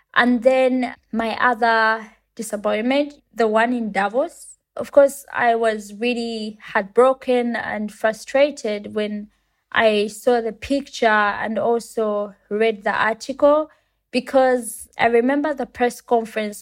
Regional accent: Uganda; I come from Uganda and it's a country in Africa

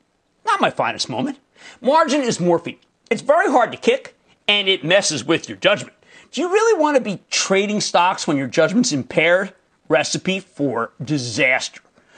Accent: New Jersey, United States; We're going to Byron in my home state of New Jersey.

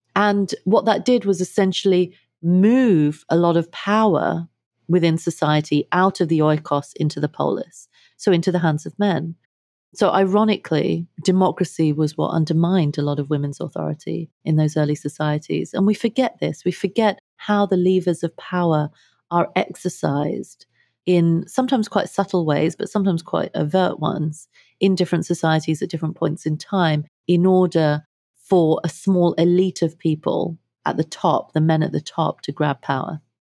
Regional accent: London, United Kingdom; moved away as an adult; also born or lived in India; now in United States; I grew up in London. Uh, my family is of Indian heritage

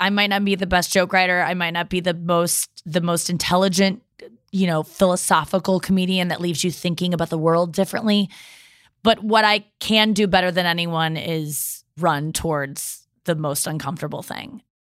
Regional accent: Midwest, United States; I like being nice. I'm nice. I'm from the Midwest.

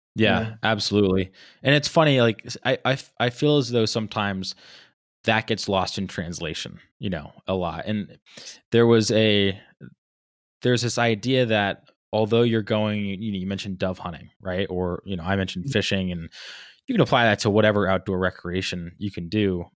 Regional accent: Rhode Island, United States; growing up in Rhode Island

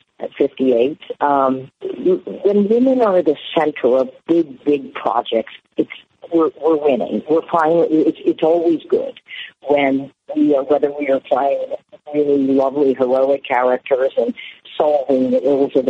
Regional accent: Algiers, Louisiana, United States; I grew up in Algiers. I grew up in the suburbs.

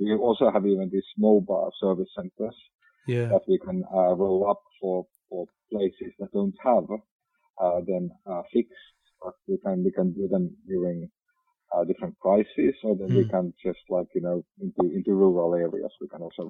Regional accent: Finland; accent: Finnish; now in Central Coast, Australia; Yeah, I'm from Finland, therefore this beautiful rally driver accent of mine.

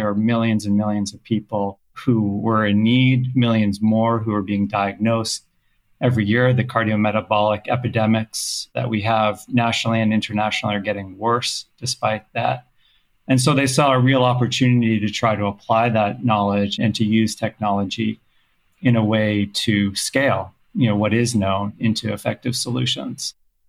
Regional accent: Canada; also born or lived in South Africa; now in United States; I was actually born elsewhere. I was born in South Africa, grew up in Canada, lived in many countries.

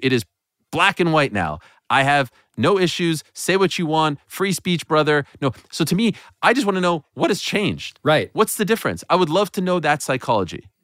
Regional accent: Montreal, Quebec, Canada; that was actually my hometown of Montreal

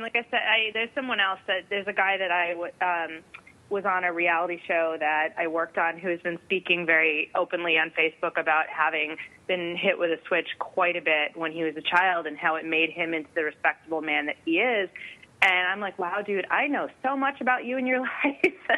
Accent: Northeast, United States; I grew up in the Northeast

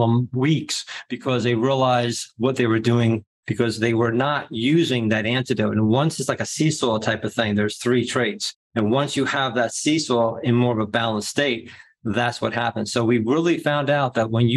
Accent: New Jersey, United States; I'm from Jersey

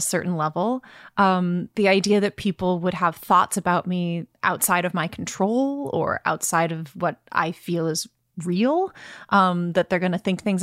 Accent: Brooklyn, New York, United States; I'm from Brooklyn

